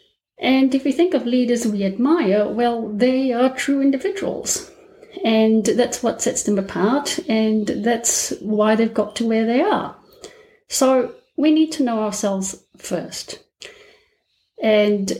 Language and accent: English; Malaysia; moved away as an adult; also born or lived in Melbourne, Australia; now in Australia; I'm Malaysian, and I already have a complicated ethnic background. In Malaysia, we have three races